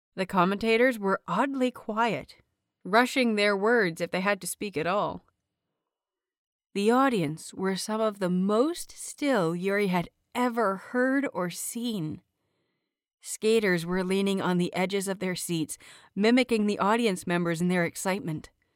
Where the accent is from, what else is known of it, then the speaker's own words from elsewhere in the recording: Canada; I am Canadian, very proudly Canadian